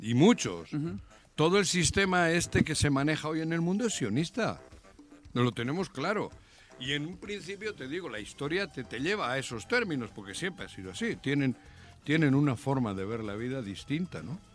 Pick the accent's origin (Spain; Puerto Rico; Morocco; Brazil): Spain; Basque Country; now in Mexico; mi pueblo, el pueblo vasco